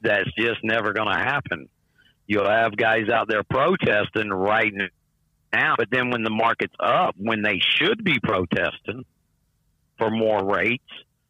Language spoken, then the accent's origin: English; Columbus, Georgia, United States; also born or lived in Oklahoma City; now in Salem, United States; My stomping grounds is just right across the river, Columbus, Georgia.